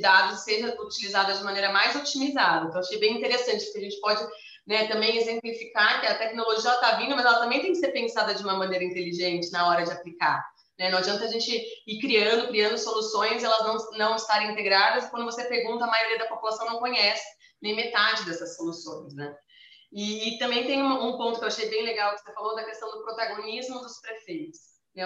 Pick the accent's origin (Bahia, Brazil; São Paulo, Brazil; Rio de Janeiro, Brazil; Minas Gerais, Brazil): São Paulo, Brazil; Campinas; eu moro, a gente, né, nós somos de Campinas aqui